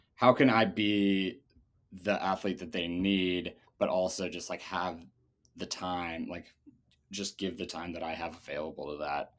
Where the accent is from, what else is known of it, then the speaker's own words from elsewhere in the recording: Seattle, Washington, United States; also born or lived in Germany; I'm originally from, uh, Seattle, Well, I was born in Germany, but only for the first two years of my life, uh, to American parents